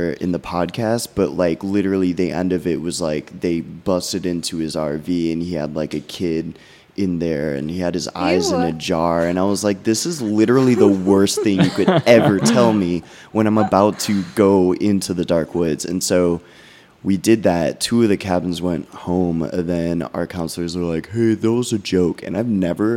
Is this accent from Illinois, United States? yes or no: yes; Illinois, United States; a notorious haunted road in my hometown called Munger Road